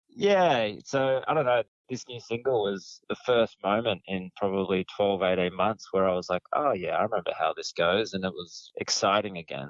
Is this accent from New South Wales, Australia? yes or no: yes; Yass, New South Wales, Australia; moved away as an adult; also born or lived in Snowy Mountains; now in Melbourne, Australia; I grew up sort of near Yass, about an hour away from Goulburn